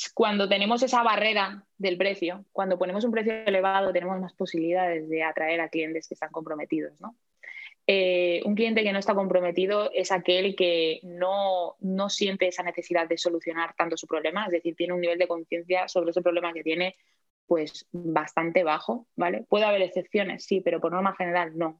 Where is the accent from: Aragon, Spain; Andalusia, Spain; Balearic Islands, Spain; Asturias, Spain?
Balearic Islands, Spain; Palma; also born or lived in Madrid; ahora mismo estoy viviendo en Palma de Mallorca, que es donde nací, de aquí soy